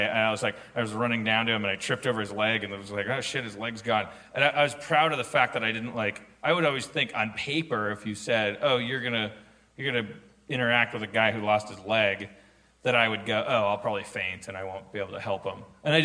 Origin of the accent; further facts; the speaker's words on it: Austin, Texas, United States; Like I'm from Austin, so it's a cowboy hat.